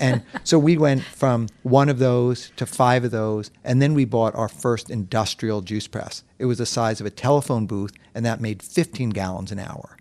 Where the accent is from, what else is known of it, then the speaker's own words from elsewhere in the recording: New York City, New York, United States; I was born and raised in New York City